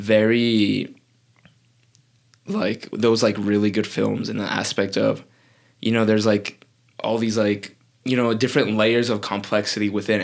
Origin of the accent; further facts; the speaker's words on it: New Mexico, United States; I'm from New Mexico.